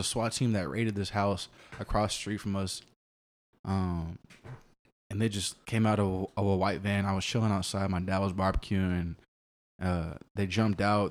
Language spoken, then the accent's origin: English; Austin, Texas, United States; born and raised Austin, uh, grew up in East Austin